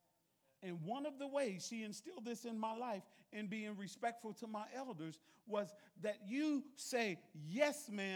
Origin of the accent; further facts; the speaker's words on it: the South, United States; I was raised in the South